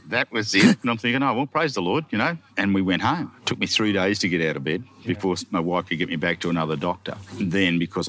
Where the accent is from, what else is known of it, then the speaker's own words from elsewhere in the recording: Gunning, New South Wales, Australia; I come from Gunning, satellite city of the universe.